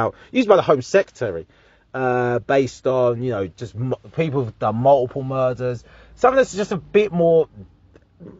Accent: Harlow, East of England, United Kingdom; I'm from Harlow, Essex

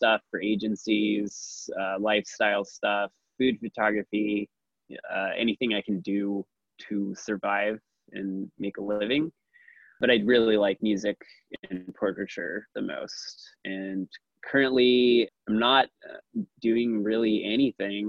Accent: Milwaukee, Wisconsin, United States; also born or lived in Eugene, Oregon; now in Portland, United States; I'm originally from Milwaukee, Wisconsin.

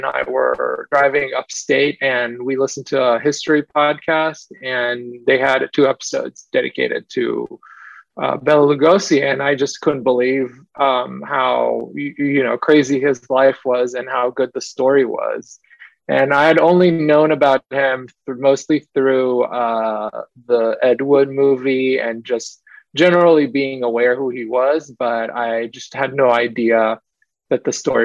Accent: Israel; I grew up in Israel

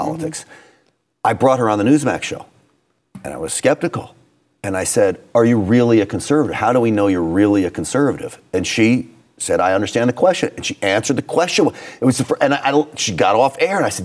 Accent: New York, United States; now in Texas, United States; I grew up in New York

